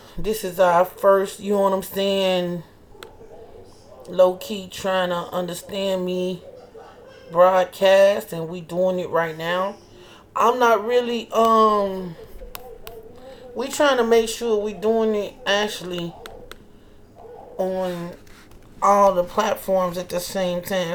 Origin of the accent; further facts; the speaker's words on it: Chicago, Illinois, United States; I'm from Chicago